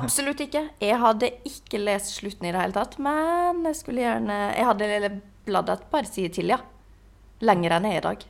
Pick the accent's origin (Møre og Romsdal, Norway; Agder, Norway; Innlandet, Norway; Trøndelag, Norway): Møre og Romsdal, Norway; Ålesund; now in Oslo, Norway; når jeg var hjemme i Ålesund